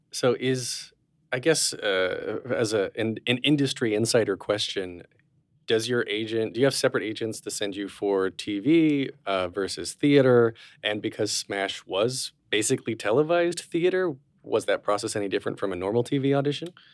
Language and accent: English; Wilkesboro, North Carolina, United States; I grew up in Wilkesboro, North